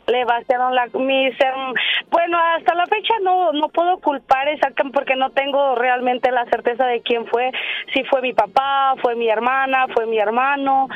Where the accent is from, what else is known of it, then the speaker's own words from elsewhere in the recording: Monterrey, Nuevo León, Mexico; also born or lived in Michigan / Florida; now in Indiana, United States; yo soy de Monterrey.